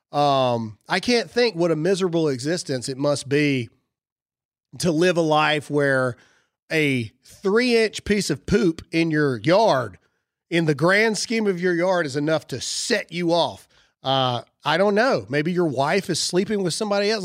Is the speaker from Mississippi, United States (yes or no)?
yes; Mississippi, United States; I'm from Mississippi